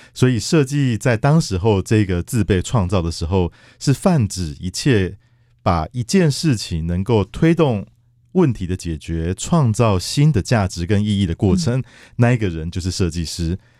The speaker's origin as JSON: {"language": "Chinese", "region": "Kaohsiung", "country": "Taiwan", "said": "我本身是高雄人啊"}